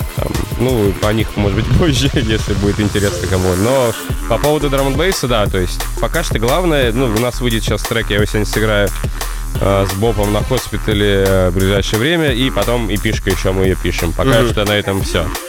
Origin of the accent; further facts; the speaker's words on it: Magadan, Magadan Oblast, Russia; now in Moscow, Russia; мы вообще земляки из Дальнего Востока, оба он с Владивостока, я с Магадана